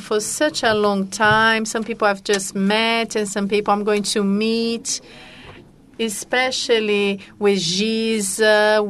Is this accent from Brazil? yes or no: yes; Rio de Janeiro, Brazil; You can notice that I was born in Ipanema, Ipanema Beach.